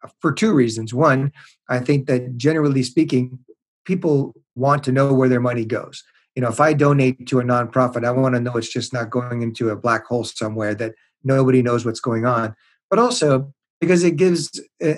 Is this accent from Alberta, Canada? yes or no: no; Montreal, Quebec, Canada; now in Seattle, United States; I was raised in Montreal in Canada.